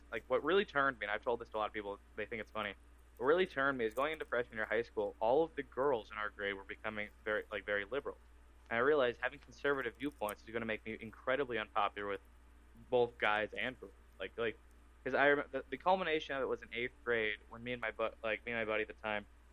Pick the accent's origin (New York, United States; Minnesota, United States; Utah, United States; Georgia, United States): Minnesota, United States; Waconia; growing up in Waconia, Minnesota, Carver County